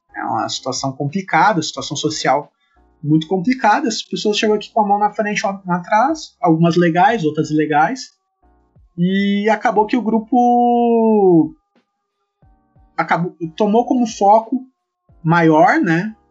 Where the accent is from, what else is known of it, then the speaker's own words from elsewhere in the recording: Sapucaia do Sul, Rio Grande do Sul, Brazil; also born or lived in Erechim; eu sou natural de Sapucaí do Sul e eu só saí de, de Sapucaí pra ir morar em Erechim fazer minha graduação e acabei voltando posteriormente